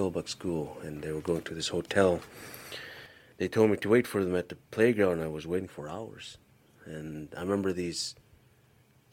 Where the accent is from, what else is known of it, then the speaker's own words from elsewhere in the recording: Kipnuk, Alaska, United States; first language Yupik; moved away as an adult; also born or lived in Tyonek / Kongiganak; now in Anchorage, United States; I grew up in a village called Kipnuk